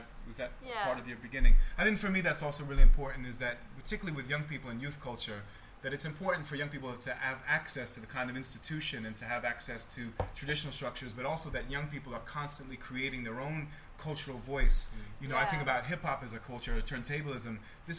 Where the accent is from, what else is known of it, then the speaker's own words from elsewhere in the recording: United States; As an American, I'd like to challenge that idea.